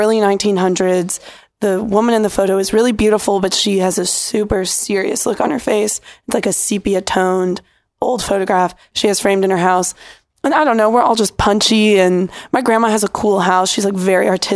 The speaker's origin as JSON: {"language": "English", "region": "Pennsylvania", "country": "United States", "tie": "born or raised there", "moved": "yes", "said": "we stayed with my parents in my hometown in Pennsylvania"}